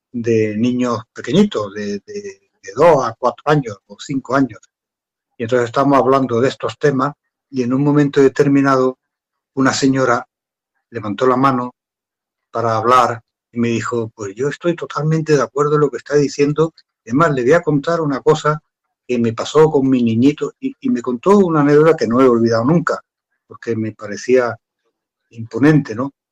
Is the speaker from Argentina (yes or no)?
no; Andalusia, Spain; esto me pasó aquí ya en mi tierra, aquí en Andalucía